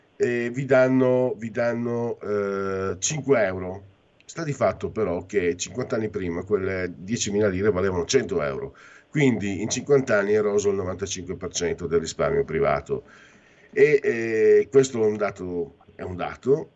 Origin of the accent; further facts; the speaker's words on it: northeast Italy, Italy; quando ero giovine, operaio, 35 anni fa, tu giravi dalle mie parti Ah, eravamo schiavizzati, eravamo come i negri prima di Lincoln nelle fabbriche del nord-est